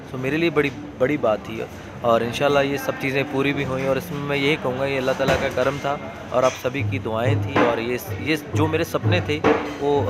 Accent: Punjab, India; first language Punjabi; Hindi is a second language; देखो ओबियसली मैं पंजाब से हूँ तो अपनी पंजाबी लैंग्वेज को मैं फर्स्ट

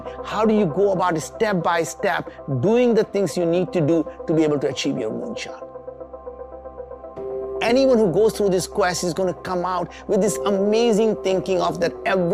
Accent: India; moved away; I came from very humble beginnings. We grew up in India

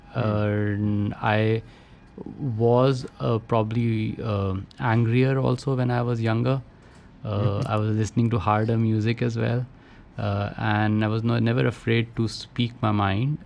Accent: Roorkee, Uttarakhand, India; I grew up in Roorkee, uh, IIT now, which my father was a professor in.

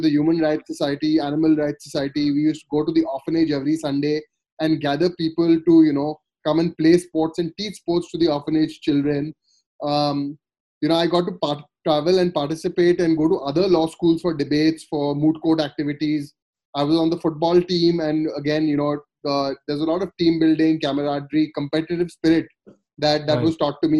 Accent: Kolkata, West Bengal, India; moved away as an adult; also born or lived in Sonipat; I grew up in Calcutta

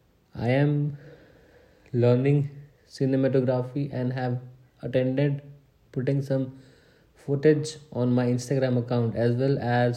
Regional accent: Purnia, Bihar, India; My hometown is Purnia, Bihar, and I am 19 years old.

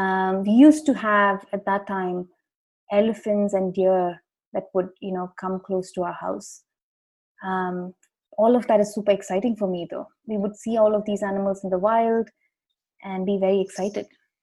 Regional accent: South India, India; Sure. I am from India. I grew up in South India.

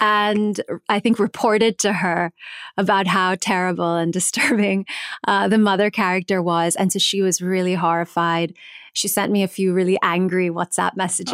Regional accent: New Jersey, United States; I grew up in New Jersey.

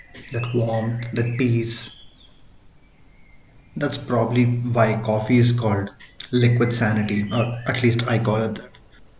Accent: India; first language Tamil; English is a second language; He covers content primarily Tamil, and that being my mother tongue, and it really connected with me

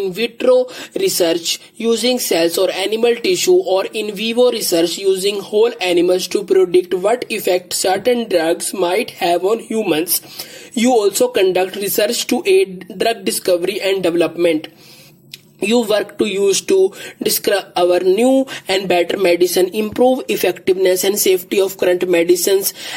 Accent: India; I am from India.

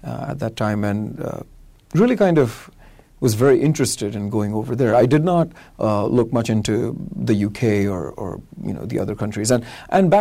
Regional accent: India; also born or lived in Florida, United States; I'm from India

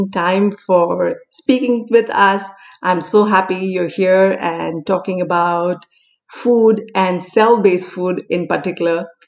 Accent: India; Growing up in India, a great career option was to pursue engineering and then combine those skills with the MBA to climb the corporate ladder.

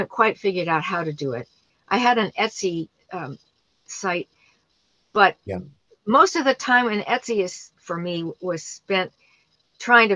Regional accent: New York City, New York, United States; I grew up in New York City

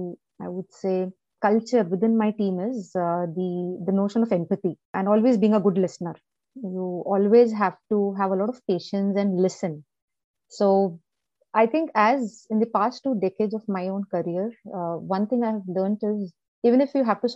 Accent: Chennai, Tamil Nadu, India; moved away; also born or lived in Delhi; I was born in Chennai. I was born in South India. So I still love Chennai. So that's my birthplace. Maybe I was born there and born and brought up there

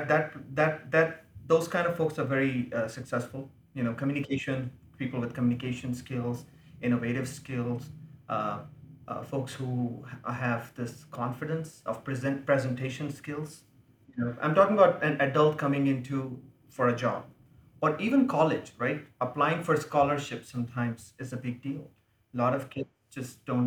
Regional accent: India; accent: Indian English; now in United States; I speak Indian English.

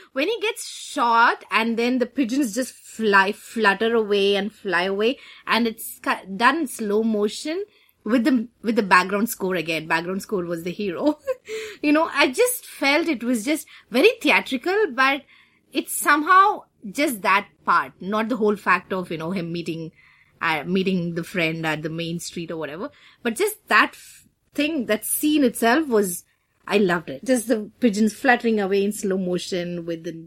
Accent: Delhi, India; moved away; You can't take Delhi out of us

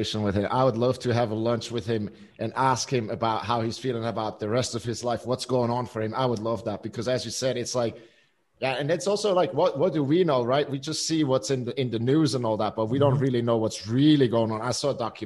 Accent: Switzerland; we grew up here in Switzerland

